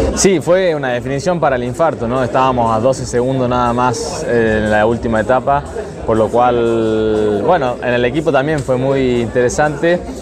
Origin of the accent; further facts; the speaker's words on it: Argentina; Somos argentinos